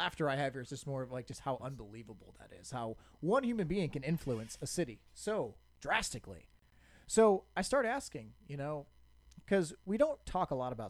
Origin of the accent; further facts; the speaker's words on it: Cleveland, Ohio, United States; I'm from Cleveland.